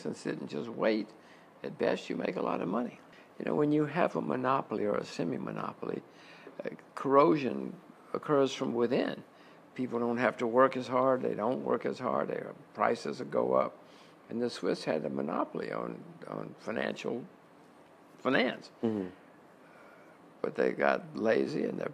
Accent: United States; I'm an American

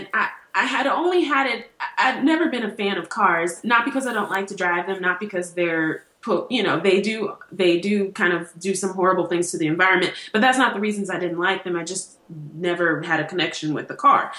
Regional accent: Los Angeles, California, United States; moved away as an adult; also born or lived in New York / Columbia, Missouri; now in Indiana, United States; I grew up in California. After I left Los Angeles to go to college in New York

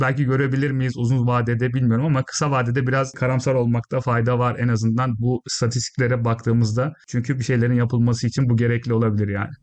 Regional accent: Isparta, Turkey; moved away as an adult; now in United Kingdom; Ben Ispartalıyım

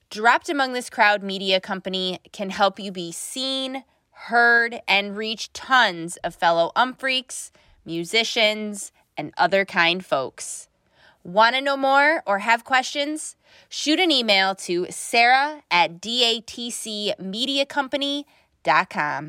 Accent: Buffalo, New York, United States; I'm from Buffalo.

